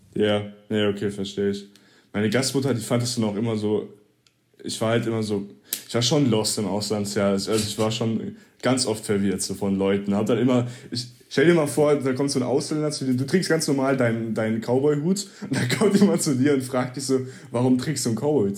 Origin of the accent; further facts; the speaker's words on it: Germany; also born or lived in Missouri, United States; als Deutscher in, äh, in der ländlichen Region in Amerika